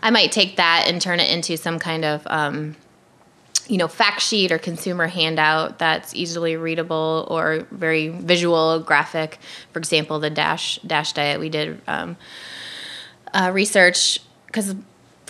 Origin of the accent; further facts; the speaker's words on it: Iowa, United States; moved away as an adult; I was the girl from Iowa that ate meat